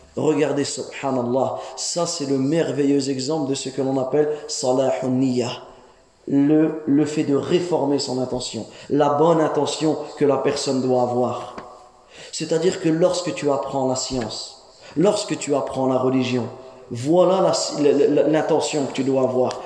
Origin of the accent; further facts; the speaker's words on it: France; nous les jeunes ici, on est né en France. On a grandi en France.